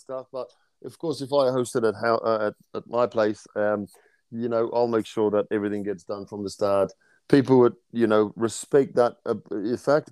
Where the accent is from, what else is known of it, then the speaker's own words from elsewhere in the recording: South Africa; moved away as an adult; now in New Zealand; growing up in South Africa